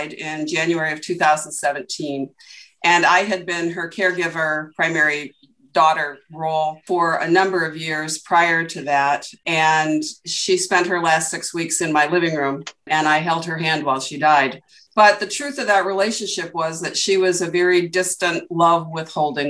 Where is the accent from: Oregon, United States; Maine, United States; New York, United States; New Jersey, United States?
Oregon, United States; Portland; I was born in Portland, Oregon